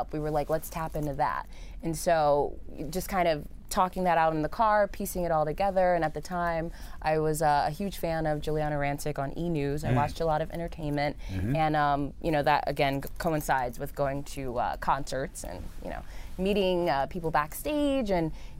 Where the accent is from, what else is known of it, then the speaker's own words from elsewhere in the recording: New York City, New York, United States; also born or lived in Harlem, New York City; Native New Yorker through and through. I was born and raised in the Bronx, in the boogie down Bronx.